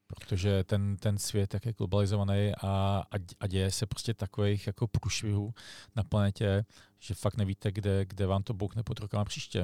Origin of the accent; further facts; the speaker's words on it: Prague, Czechia; já jsem sice z Prahy